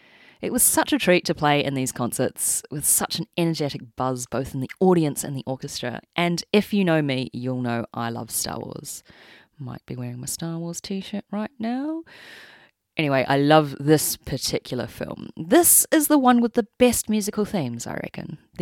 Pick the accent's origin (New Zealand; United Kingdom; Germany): New Zealand; I'm not Australian, as everyone knows. I'm a Kiwi.